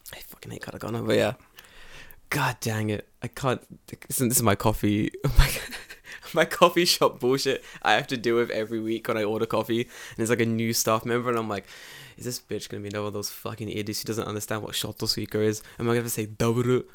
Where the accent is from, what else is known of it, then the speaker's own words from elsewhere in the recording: London, United Kingdom; moved away as an adult; now in Japan; I grew up in London